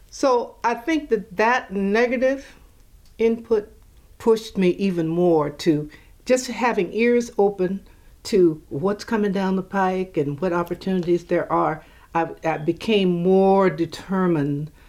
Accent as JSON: {"language": "English", "town": "Alexandria", "region": "Louisiana", "country": "United States", "tie": "born there", "lives_now": "Oakland, United States", "said": "um, I was born in Alexandria, Louisiana. Uh, my brother, mother, father came out here, migrated, and I think we came in 1946"}